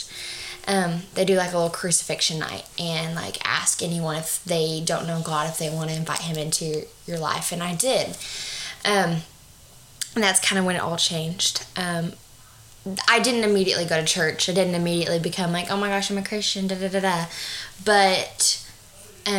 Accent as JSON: {"language": "English", "region": "Arkansas", "country": "United States", "also_born_or_lived": "Fort Smith", "said": "just from good old Arkansas"}